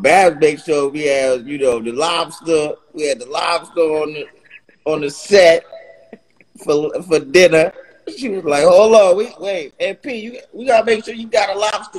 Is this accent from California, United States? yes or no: yes; Los Angeles, California, United States; I'm from L.A. I'm from Cali